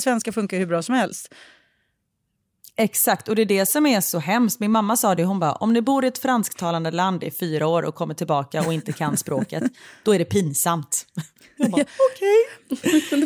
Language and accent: Swedish; Sweden; moved away as an adult; now in Waterloo, Belgium; Jag är ju född och uppvuxen i Sverige men jag har en pappa som eh, kommer från Portugal